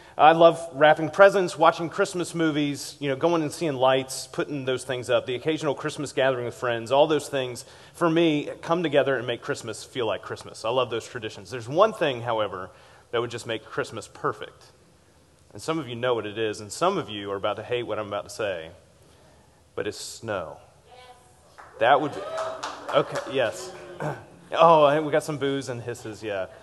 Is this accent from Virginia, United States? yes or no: yes; Richmond, Virginia, United States; as a kid growing up in Richmond, Virginia